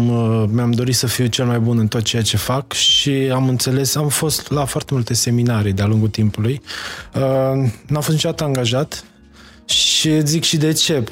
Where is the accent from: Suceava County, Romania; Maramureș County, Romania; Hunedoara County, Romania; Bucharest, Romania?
Maramureș County, Romania; Mocira; moved away as an adult; also born or lived in Baia Mare, Romania; now in Dubai, United Arab Emirates; am născut în Baia Mare, am crescut în Dar Mocira.